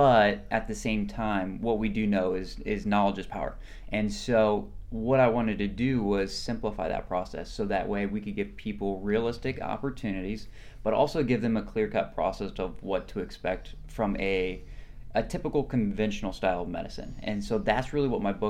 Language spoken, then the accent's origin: English; Iowa, United States; moved away as an adult; now in Tampa, United States; I'm originally from Iowa, born and raised